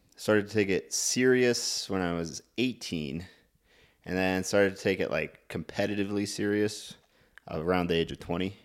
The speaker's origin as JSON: {"language": "English", "town": "Clancy", "region": "Montana", "country": "United States", "tie": "born or raised there", "said": "from a small town called Clancy."}